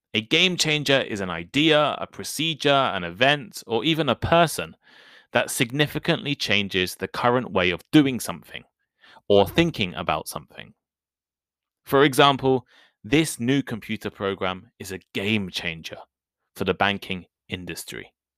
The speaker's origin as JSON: {"language": "English", "country": "United Kingdom", "accent": "British English", "said": "I am British. And I also speak British English"}